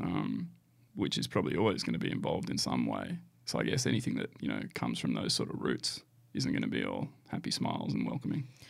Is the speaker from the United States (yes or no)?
no; Canberra, Australian Capital Territory, Australia; moved away as an adult; now in Gold Coast, Australia; back in my hometown. So it's been really nice to get back to Canberra.